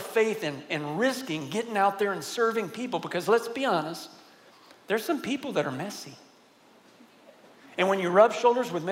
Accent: San Antonio, Texas, United States; also born or lived in Virginia; I grew up here in San Antonio

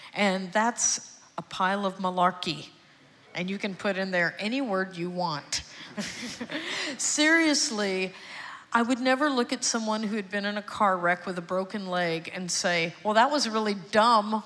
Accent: Houston, Texas, United States; also born or lived in Austin; I was born and raised in Houston, and I'm adopted

